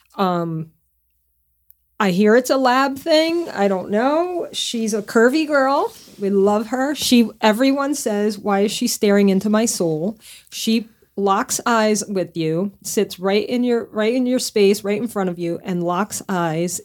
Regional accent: Lafayette, Louisiana, United States; moved away as an adult; also born or lived in Connecticut / Northeast US; now in California, United States; I moved away from my hometown where I grew up in Lafayette, Louisiana when I was twenty-five

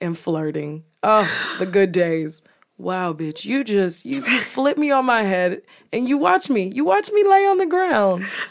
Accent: New York, United States; accent: New York; my accent from New York

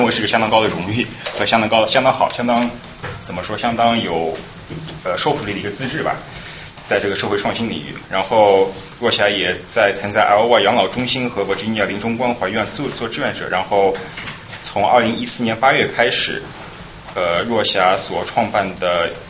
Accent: China; now in United States; 因为这个话题可能是我们平时作为中国人可能在国内是很难接触到的话题

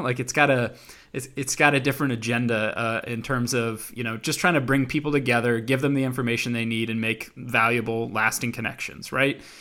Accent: Indianapolis, Indiana, United States; also born or lived in Washington, D.C.; Indianapolis, Indiana is my hometown

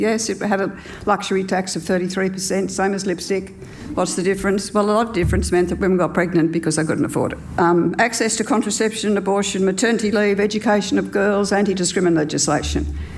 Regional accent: New South Wales, Australia; I grew up in Australia in the 50s and spent all my primary school years in a one teacher school

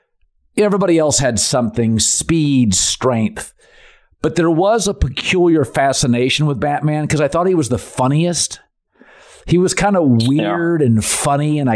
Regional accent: Seattle, Washington, United States; I'm from Seattle

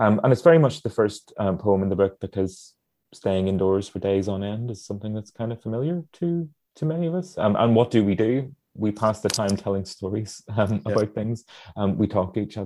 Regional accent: Northern Ireland, United Kingdom; places I grew up in here in Northern Ireland

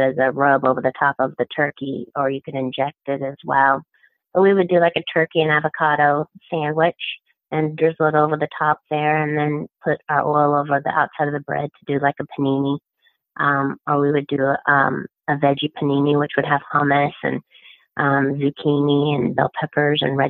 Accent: Midwest, United States; moved away; I'm from the Midwest originally. We grew up on bacon grease

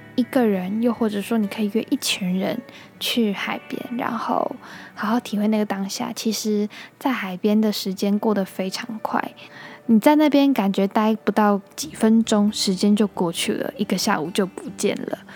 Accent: Taiwan; 我们都是台湾的小孩嘛，然后台湾这个地方真的很棒

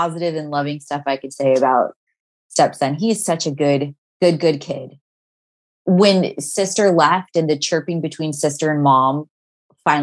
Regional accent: Orange County, California, United States; I grew up in Orange County in general, but like in a different city

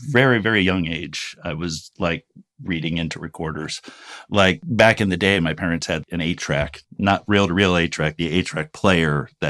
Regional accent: New York, United States; also born or lived in Urbana, Illinois; So so I was born in Urbana, Illinois. We moved from there to Rome, New York. I've lived all over New York. I lived in Rome, Madison, usually little small towns

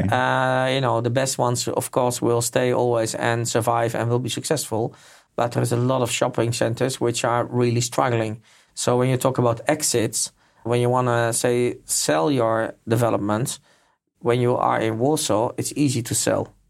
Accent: Netherlands; moved away; I'm from Holland as well

